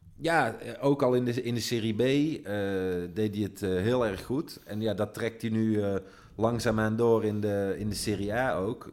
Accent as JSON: {"language": "Dutch", "country": "Netherlands", "moved": "yes", "lives_now": "Italy", "said": "Zeggen wij dan als Nederlanders"}